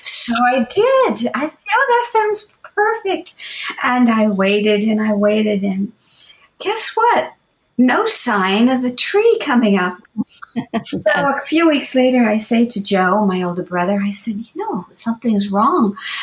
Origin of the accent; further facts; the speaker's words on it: Bermuda; moved away; also born or lived in United States; while I was born in the States, I was really brought up in Bermuda. We went back to Bermuda when I was just a baby